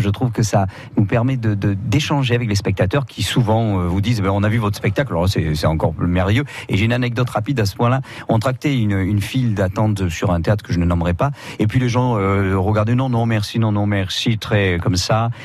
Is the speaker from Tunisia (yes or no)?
no; Marseille, Provence-Alpes-Côte d'Azur, France; je suis, je suis de Marseille